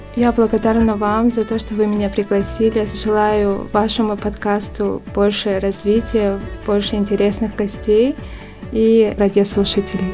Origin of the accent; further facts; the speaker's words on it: Yakutsk, Sakha Republic, Russia; moved away as an adult; now in Seoul, South Korea; Я родом из Якутска. А в Корее я живу ну, уже три года.